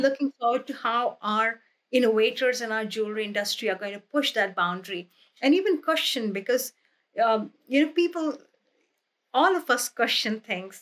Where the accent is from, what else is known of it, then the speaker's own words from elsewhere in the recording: India; moved away; when I was growing up in India